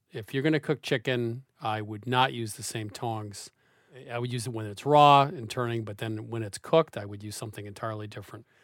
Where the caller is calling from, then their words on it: Chevy Chase, Maryland, United States; I'm calling from Chevy Chase, Maryland.